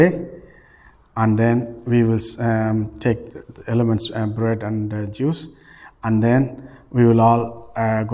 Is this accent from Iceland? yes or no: no; Ireland; We are known for, as Irish people in this country, we are very well known for charity